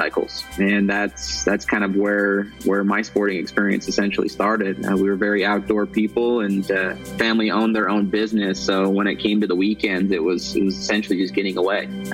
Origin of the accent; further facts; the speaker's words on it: Utah, United States; I grew up here in the States, in Utah